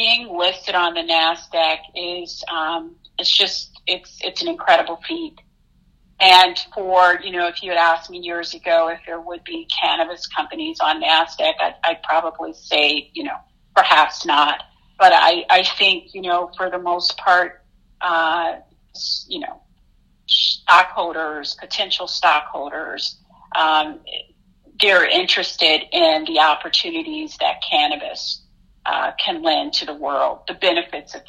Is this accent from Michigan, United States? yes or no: yes; Detroit, Michigan, United States; moved away; I hail from Detroit, Michigan